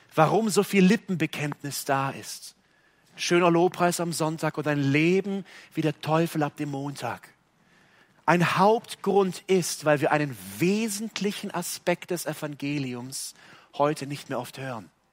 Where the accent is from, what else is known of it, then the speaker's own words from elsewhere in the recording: Germany; hier bei uns in Deutschland